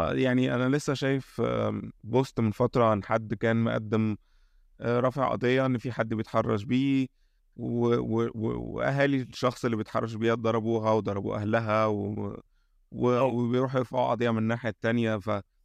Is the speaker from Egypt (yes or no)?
yes; Egypt; عندنا في مصر